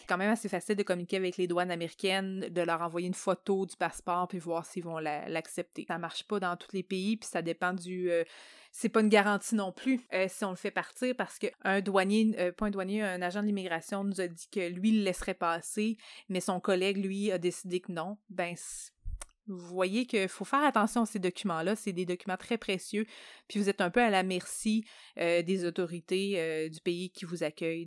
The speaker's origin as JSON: {"language": "French", "country": "Canada", "said": "en tant que Canadien"}